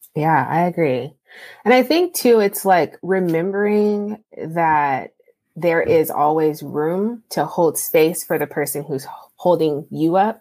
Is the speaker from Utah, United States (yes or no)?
no; California, United States; moved away as an adult; also born or lived in Ohio / Texas; I'm from California, but I went to undergrad in Ohio and then I came to grad school in Texas